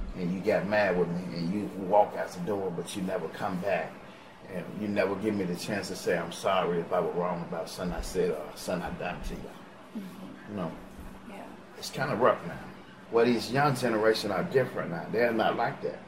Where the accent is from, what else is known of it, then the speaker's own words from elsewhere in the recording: Chicago, Illinois, United States; moved away as an adult; bring my stepchildren down here to give them a better life than what I had in Chicago